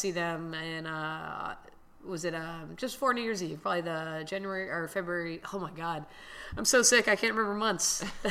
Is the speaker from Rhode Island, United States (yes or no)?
no; Miami, Florida, United States; born and raised in Miami